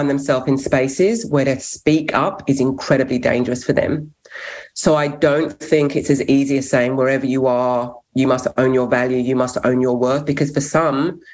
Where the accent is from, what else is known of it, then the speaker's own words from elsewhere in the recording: England, United Kingdom; first language English; now in Australia; So I'm English, born in England, but fostered to five white families growing up